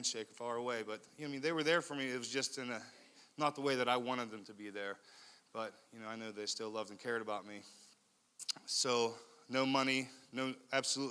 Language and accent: English; Leechburg, Pennsylvania, United States; I come from a town about an hour and a half north of here in Armstrong County called Leechburg, a really small town. I had 44 kids in my graduating class.